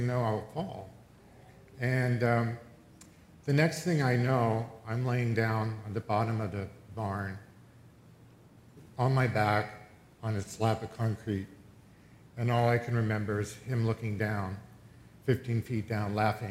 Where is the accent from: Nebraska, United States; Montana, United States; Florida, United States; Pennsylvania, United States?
Pennsylvania, United States; I grew up in Pennsylvania on a dairy farm